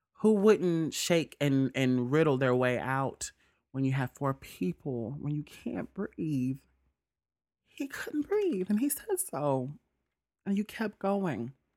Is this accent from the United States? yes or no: yes; Mississippi, United States; moved away; I'm from Mississippi